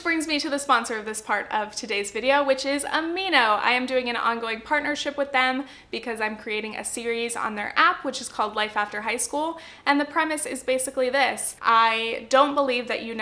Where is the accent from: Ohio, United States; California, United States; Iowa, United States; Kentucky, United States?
California, United States; Southern Orange County; I grew up in Southern Orange County, California, which is a pretty affluent area